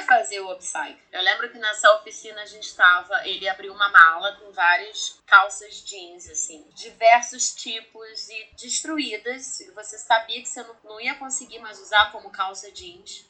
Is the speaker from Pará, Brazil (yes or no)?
no; Rio de Janeiro, Brazil; nascida e criada no Rio de Janeiro